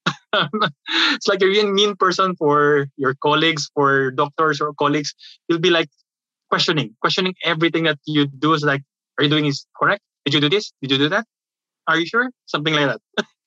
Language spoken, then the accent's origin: English; Manila, Metro Manila, Philippines; moved away as an adult; now in Kentucky, United States; I'm from the Philippines